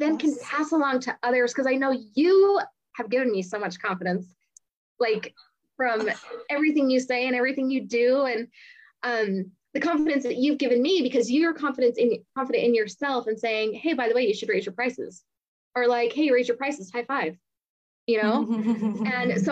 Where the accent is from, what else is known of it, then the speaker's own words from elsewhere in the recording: North Dakota, United States; moved away as an adult; also born or lived in Australia; living in Australia, even though I'm from North Dakota